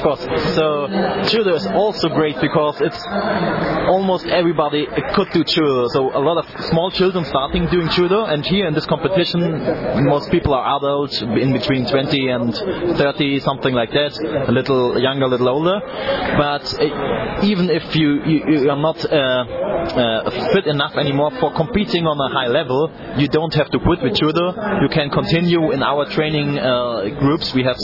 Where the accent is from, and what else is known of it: Germany; English is a second language